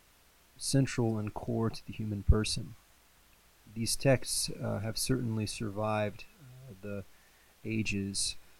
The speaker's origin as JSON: {"language": "English", "town": "Wichita", "region": "Kansas", "country": "United States", "tie": "born or raised there", "lives_now": "Atchison, United States", "said": "I'm originally from Wichita, Kansas. Grew up with a great family and a great Catholic community"}